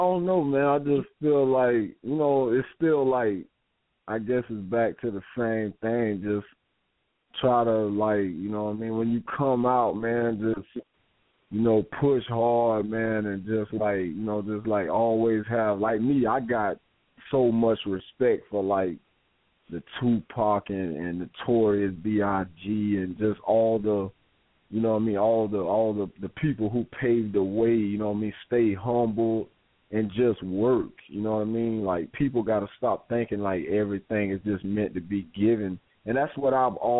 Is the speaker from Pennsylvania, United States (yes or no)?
no; Florida, United States; my home state of Florida